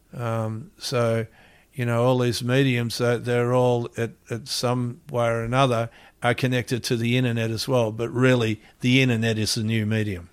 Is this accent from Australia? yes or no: yes; Gold Coast, Queensland, Australia; born or raised there; also born or lived in Melbourne, Victoria, Australia / Hawaii, United States